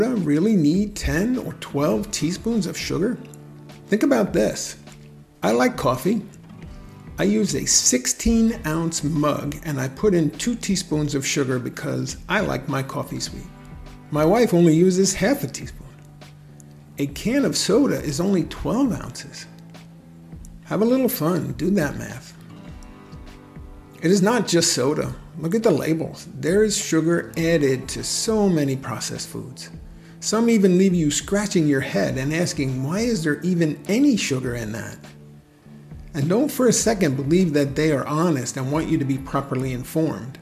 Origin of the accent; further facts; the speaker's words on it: New Jersey, United States; my home state of New Jersey